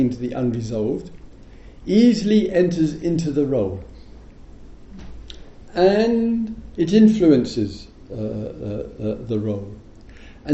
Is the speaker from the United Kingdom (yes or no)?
yes; England, United Kingdom